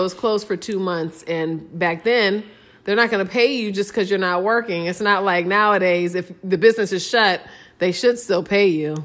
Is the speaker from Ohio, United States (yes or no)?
yes; Ohio, United States; I was raised in Ohio.